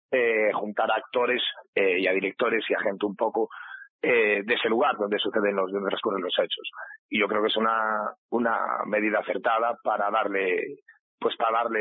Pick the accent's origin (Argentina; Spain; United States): Spain; Galicia; aunque todos somos gallegos, hay mucha gente que, que reside en Madrid, que lleva trabajando muchísimo tiempo fuera